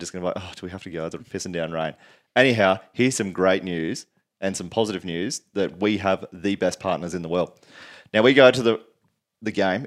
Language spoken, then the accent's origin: English; Queensland, Australia; born or raised there; also born or lived in Sydney, New South Wales